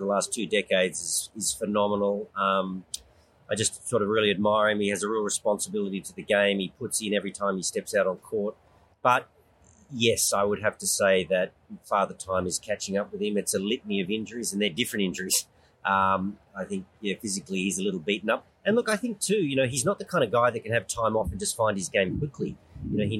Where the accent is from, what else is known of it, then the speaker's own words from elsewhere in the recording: Canberra, Australian Capital Territory, Australia; moved away as an adult; also born or lived in Europe (born); now in Sydney, Australia; Yeah, I live in Sydney. I grew up in Canberra, but I've lived in Sydney for 40-odd years.